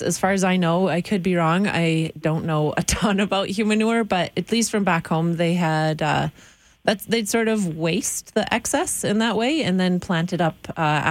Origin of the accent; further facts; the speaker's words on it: Northern Michigan, United States; now in Canada; I grew up in Northern Michigan